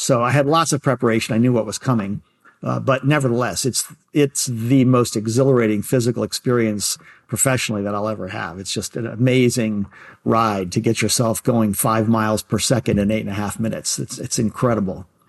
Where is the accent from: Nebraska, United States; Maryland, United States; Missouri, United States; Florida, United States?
Maryland, United States; Baltimore; growing up in Baltimore